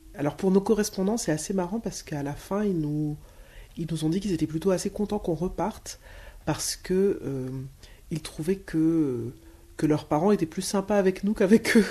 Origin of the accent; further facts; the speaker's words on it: Schoelcher, Martinique; je viens de la commune, j'ai grandi dans la commune de Shelcher